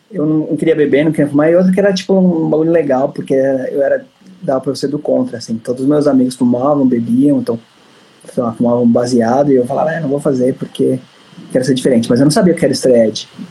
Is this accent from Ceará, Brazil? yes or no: no; São Paulo, Brazil; eu sou de São Paulo